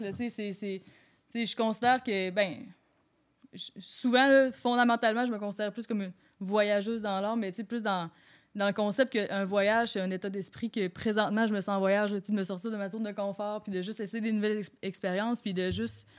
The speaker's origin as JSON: {"language": "French", "region": "Quebec", "country": "Canada", "tie": "born or raised there", "moved": "as an adult", "lives_now": "Quebec City, Canada", "said": "je suis originaire du Lac-Saint-Jean"}